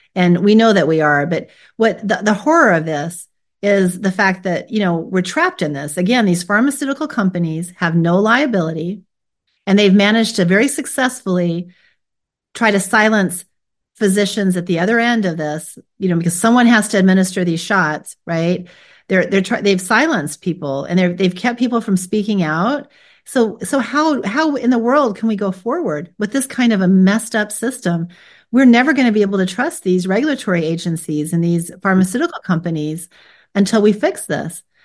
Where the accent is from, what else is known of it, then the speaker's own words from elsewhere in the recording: United States; I was born here in America